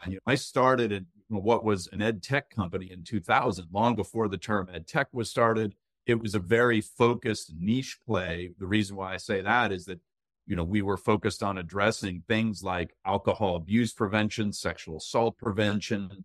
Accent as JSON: {"language": "English", "town": "Tazewell", "region": "Virginia", "country": "United States", "tie": "born or raised there", "moved": "yes", "lives_now": "Northern Virginia, United States", "said": "I can claim that I'm a Virginia native because I was born in Tazewell, Virginia."}